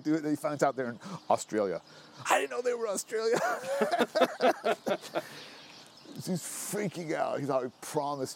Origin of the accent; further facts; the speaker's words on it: Berkeley, California, United States; growing up in Berkeley, we had all this music